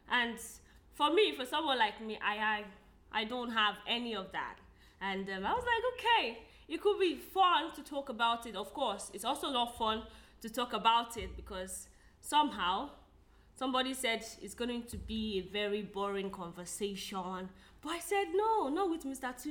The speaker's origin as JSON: {"language": "English", "country": "Nigeria", "said": "I'm a Nigerian lady"}